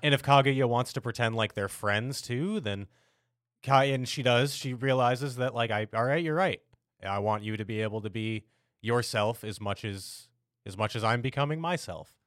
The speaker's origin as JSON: {"language": "English", "country": "United States", "said": "as an American"}